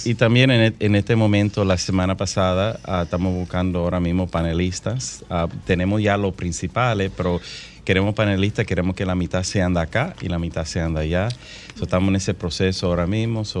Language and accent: Spanish; Santo Domingo, Dominican Republic; moved away; yo me crié aquí en Santo Domingo